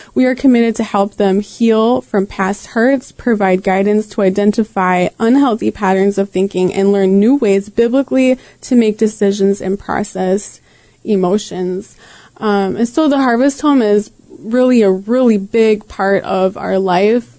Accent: Green Bay, Wisconsin, United States; I grew up here in Green Bay

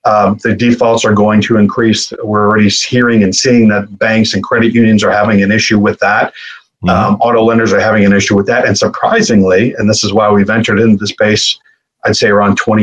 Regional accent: Buffalo, New York, United States; I came from Buffalo, New York, which isn't the most exquisite and elaborate city out there

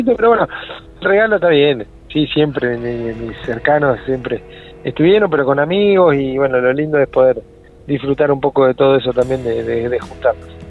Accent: Pehuajó, Buenos Aires, Argentina; now in Trenque Lauquen, Argentina; yo soy nativo de Pihue eh, ya más de la mitad de mi vida estoy acá en Trenguela

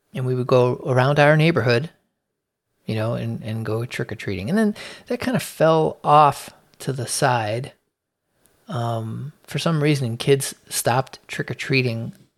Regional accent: Chicago, Illinois, United States; I was born in Chicago, in the city, uh, in the Logan Square neighborhood

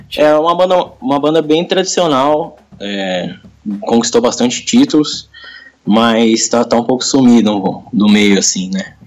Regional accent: Mairiporã, São Paulo, Brazil; eu sou percussionista da cidade de Mariporã

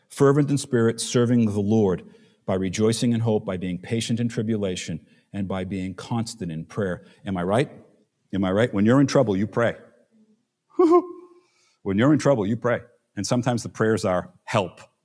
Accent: New York City, New York, United States; we're from Staten Island

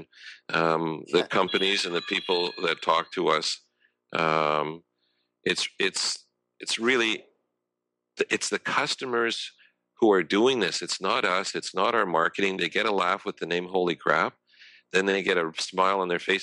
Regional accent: Montreal, Quebec, Canada; I grew up outside of Montreal, and apple orchards were next door

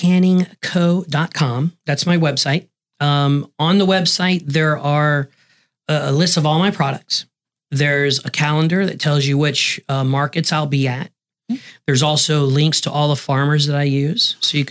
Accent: Green Bay, Wisconsin, United States; It's because we're from Green Bay, Wisconsin.

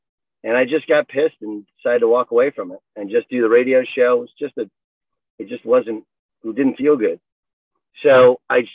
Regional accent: Southern California, United States; I grew up in Southern California

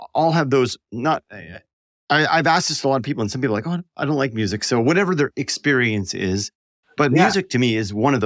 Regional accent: Canada; I'm from Canada.

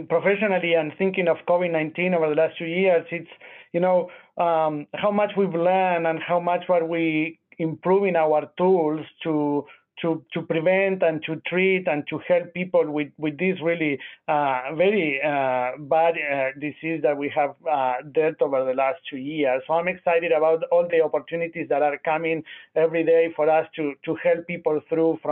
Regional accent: Argentina; moved away as an adult; also born or lived in Nashville, United States; now in Memphis, United States; I'm originally from Argentina. I did med school and pediatric residency there.

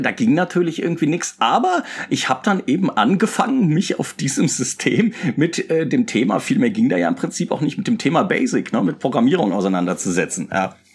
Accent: Mainz, Rhineland-Palatinate, Germany; moved away as an adult; ich bin ja in Mainz groß geworden

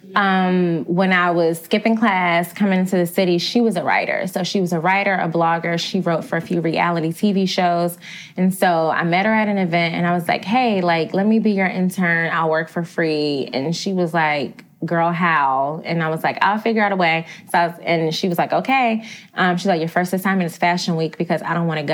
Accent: Augusta, Georgia, United States; moved away as an adult; now in New York City, United States; I'm not even from Atlanta, Georgia. I'm from Augusta, Georgia. So I'm like small town girl.

